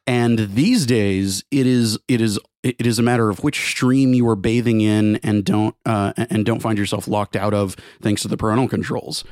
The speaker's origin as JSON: {"language": "English", "town": "Garland", "region": "Texas", "country": "United States", "tie": "born or raised there", "said": "the name of the town is a, is a, is a melding of Garland, where I'm from"}